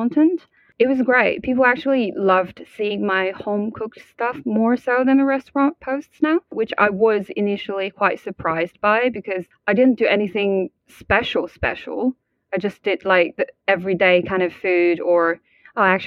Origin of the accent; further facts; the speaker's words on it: Hubei, China; now in London, United Kingdom; I'm from Hubei